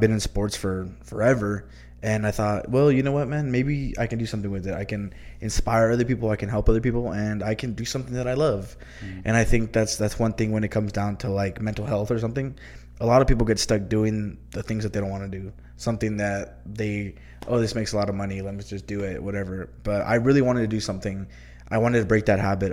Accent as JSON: {"language": "English", "town": "El Paso", "region": "Texas", "country": "United States", "tie": "born or raised there", "also_born_or_lived": "Deming, New Mexico", "said": "I was born and raised here in El Paso"}